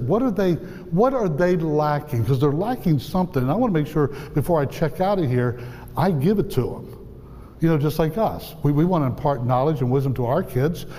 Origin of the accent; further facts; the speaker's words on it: outside the Appalachians, United States; I grew up outside the Appalachians